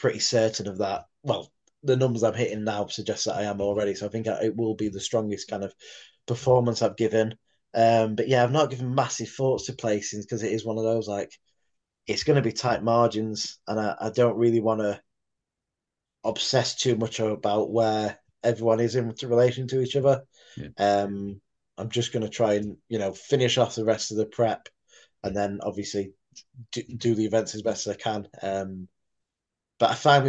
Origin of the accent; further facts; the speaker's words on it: Sheffield, Yorkshire and the Humber, United Kingdom; to do Giants Live consistently every year in my hometown. I think this is four, seven, number seven now in Sheffield Arena